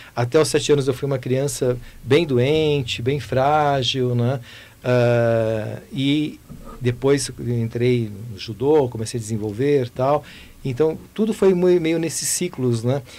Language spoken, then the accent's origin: Portuguese; Goiânia, Goiás, Brazil; eu nasci em Goiânia